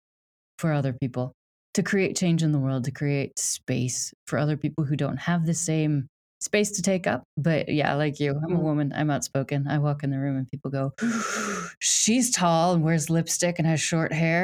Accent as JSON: {"language": "English", "country": "United States", "moved": "yes", "lives_now": "United Kingdom", "said": "I'm American whose career is British"}